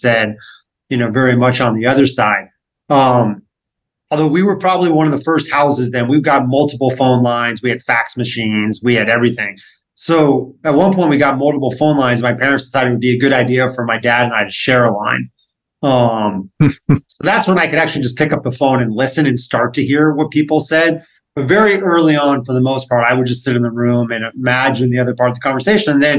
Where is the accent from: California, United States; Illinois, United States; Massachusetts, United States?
California, United States; Los Angeles; growing up in Los Angeles, there are plenty of people who had ties to the entertainment world